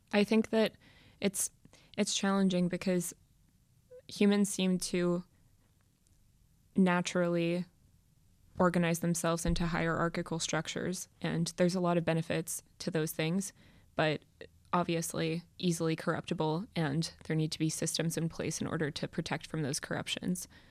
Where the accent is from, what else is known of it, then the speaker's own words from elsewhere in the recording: United States; growing up in America, which is predominantly a Christian country